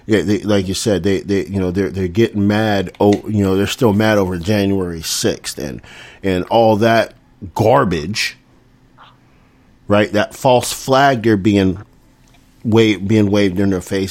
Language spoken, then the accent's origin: English; the South, United States; I grew up in the South